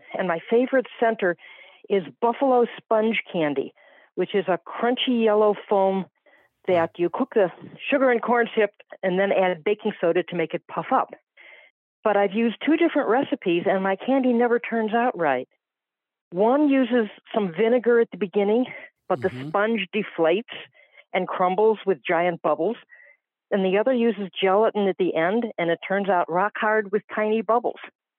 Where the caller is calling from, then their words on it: Palm Coast, Florida, United States; I'm from Palm Coast, Florida.